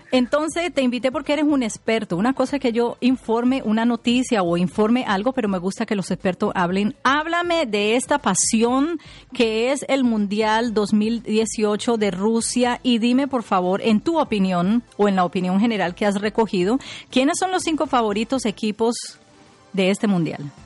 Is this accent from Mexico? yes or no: no; Colombia; mi país, Colombia